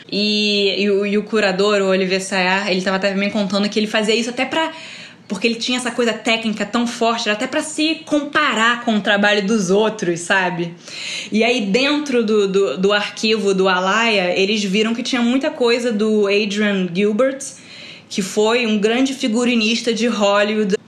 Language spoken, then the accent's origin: Portuguese; Rio de Janeiro, Brazil; eu, como sou do Rio, reconheço.